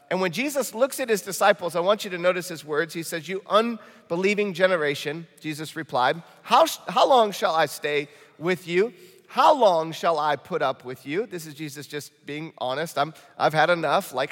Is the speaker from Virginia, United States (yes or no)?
no; Michigan, United States; accent: Michigan; And uh, that just sounded like real Midwestern. My Michigan accent came out when I said valley.